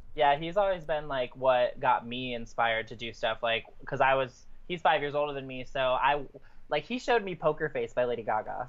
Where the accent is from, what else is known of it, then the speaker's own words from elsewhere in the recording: Michigan, United States; now in Indiana, United States; then I grew up 30 minutes north of Rothbury Electric Forest and um, mm. like pretty much back and forth between Indiana and Michigan